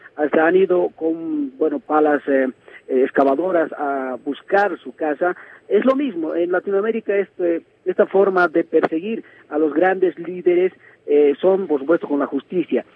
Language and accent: Spanish; Bolivia; also born or lived in La Paz; nos ha dado al pueblo boliviano